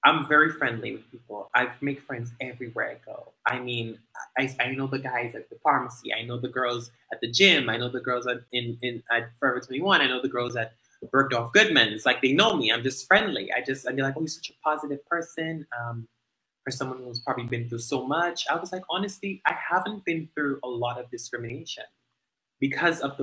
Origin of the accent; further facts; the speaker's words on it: Dominican Republic; growing up in Dominica